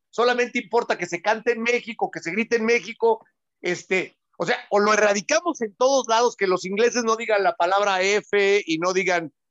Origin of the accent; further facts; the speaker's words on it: Argentina; porque ya somos todos argentinos y sudamericanos